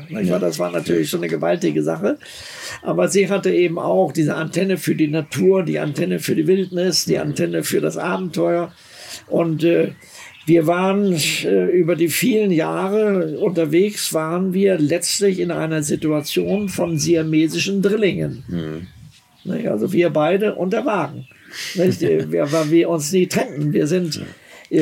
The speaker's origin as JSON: {"language": "German", "country": "Germany", "said": "ich bin ja Deutscher"}